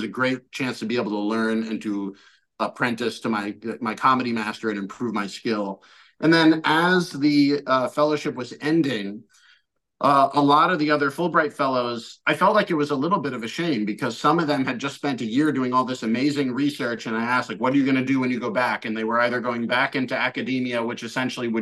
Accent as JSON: {"language": "English", "country": "United States", "also_born_or_lived": "China", "moved": "as an adult"}